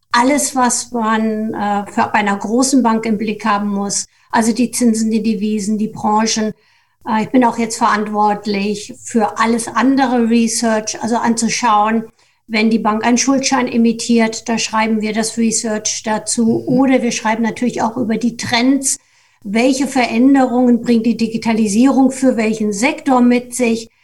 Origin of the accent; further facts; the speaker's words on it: Germany; also meine Heimat ist etwa 100 Kilometer östlich von Frankfurt